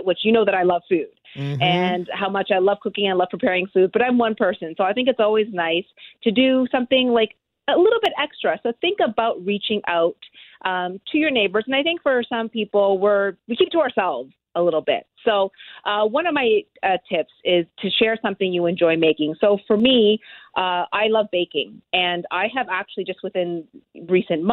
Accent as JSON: {"language": "English", "town": "Halifax", "region": "Nova Scotia", "country": "Canada", "tie": "born or raised there", "said": "I grew up in Halifax in an area that was very, very dense."}